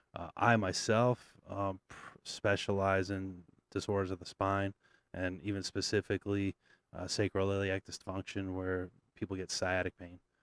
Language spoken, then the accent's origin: English; Vermont, United States; I grew up on the East Coast in Vermont